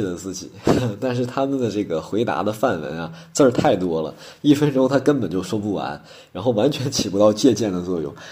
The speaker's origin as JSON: {"language": "Chinese", "town": "Harbin", "region": "Heilongjiang", "country": "China", "tie": "born or raised there", "moved": "yes", "lives_now": "Tianjin, China", "said": "我目前呢，在天津工作，我的老家呢，来自冰城哈尔滨。我的职业呢，是一名烘焙甜品师"}